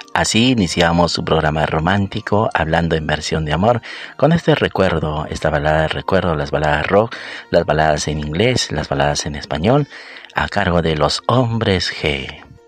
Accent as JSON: {"language": "Spanish", "country": "Peru", "said": "aquí en mi país, en Perú"}